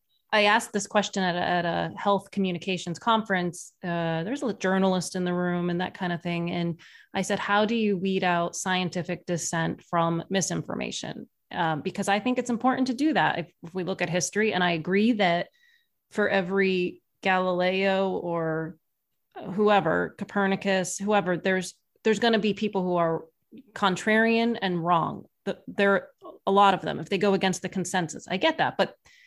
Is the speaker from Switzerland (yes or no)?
no; Ireland; Well, I'm Irish. We like to embellish our stories